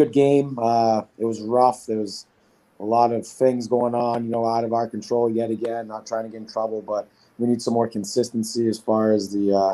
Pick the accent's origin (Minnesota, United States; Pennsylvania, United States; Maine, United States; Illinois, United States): Maine, United States; now in Rhode Island, United States; I'm from Maine